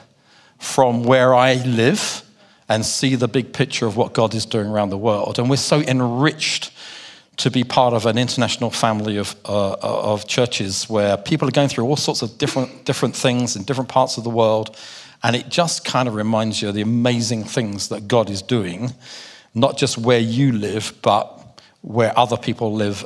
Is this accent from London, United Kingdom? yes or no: yes; London, United Kingdom; my accent, because I do come from London in the UK